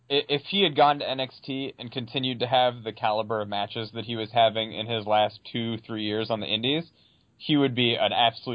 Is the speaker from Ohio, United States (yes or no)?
yes; Cleveland, Ohio, United States; I'm from Cleveland.